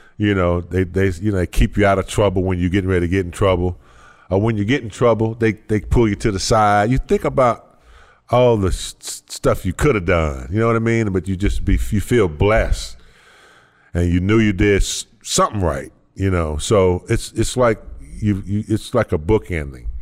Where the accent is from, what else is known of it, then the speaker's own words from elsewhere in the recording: Gastonia, North Carolina, United States; I'm from Gastonia